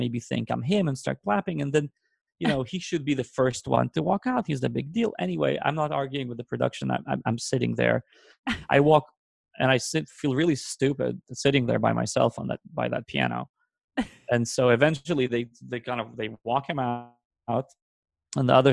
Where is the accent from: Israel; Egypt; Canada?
Israel; English is a second language; moved away; the town I grew up in Israel when we immigrated to Israel